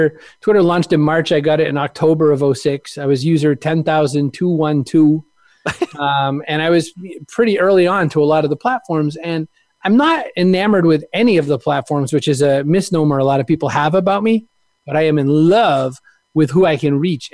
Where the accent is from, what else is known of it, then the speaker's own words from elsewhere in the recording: Maine, United States; I was raised in Maine